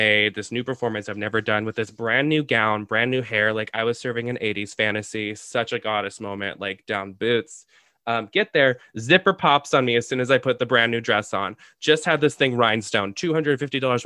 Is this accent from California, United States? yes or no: yes; San Diego, California, United States; now in Chicago, United States; my hometown of San Diego